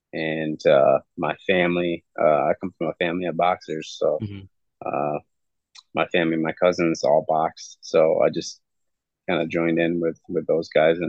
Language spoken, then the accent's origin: English; Sparta, Michigan, United States; I'm from Sparta, Michigan. So growing up, I was a Spartan.